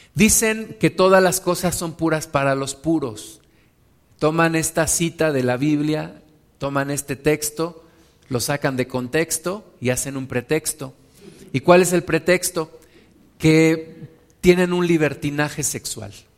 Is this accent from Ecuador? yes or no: no; Mexico; donde yo me congregaba, donde yo nací en la, congregación en México